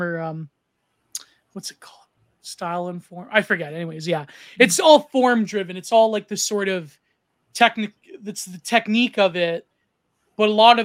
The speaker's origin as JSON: {"language": "English", "country": "Canada", "said": "as a Canadian"}